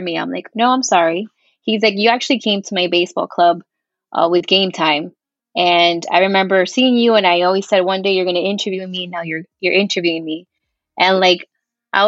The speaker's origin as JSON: {"language": "English", "town": "Miami", "region": "Florida", "country": "United States", "tie": "born or raised there", "also_born_or_lived": "Colombia", "said": "here in my hometown"}